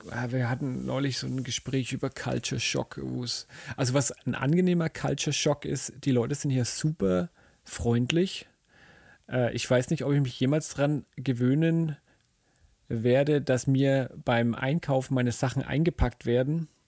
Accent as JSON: {"language": "German", "country": "Germany", "said": "ich als Deutscher natürlich denke mir dann, hä, wieso wollt ihr das alle wissen?"}